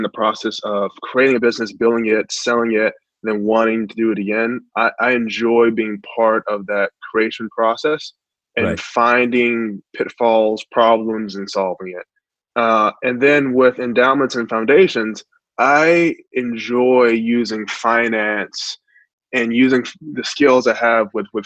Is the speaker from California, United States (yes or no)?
yes; Long Beach, California, United States; growing up in Long Beach, California